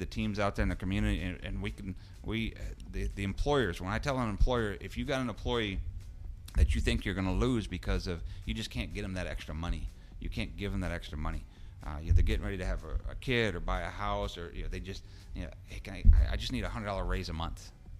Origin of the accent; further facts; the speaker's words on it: New York, United States; I'm from New York.